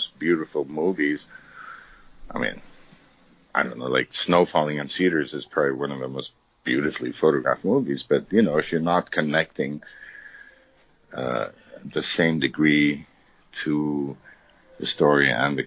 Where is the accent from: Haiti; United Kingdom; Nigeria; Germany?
Germany; Munich, Bavaria; moved away; I came from Europe. I mean, I grew up in Munich